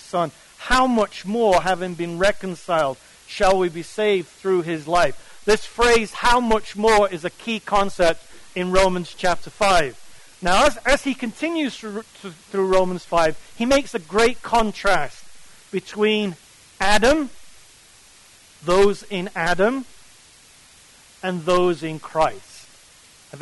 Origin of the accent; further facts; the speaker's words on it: England, United Kingdom; I come from England